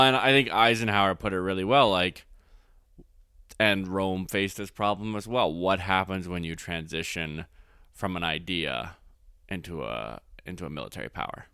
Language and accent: English; Canada